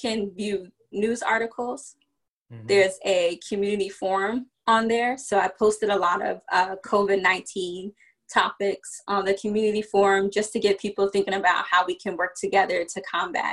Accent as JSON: {"language": "English", "region": "Virginia", "country": "United States", "tie": "born or raised there", "also_born_or_lived": "New York / Washington, D.C. / Prince George's County, Maryland", "said": "I was born in New York, but I grew up in Virginia"}